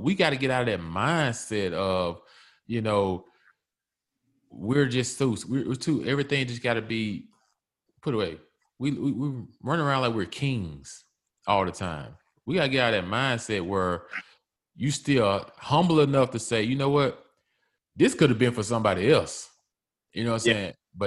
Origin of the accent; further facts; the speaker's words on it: Mississippi, United States; I grew up in Mississippi.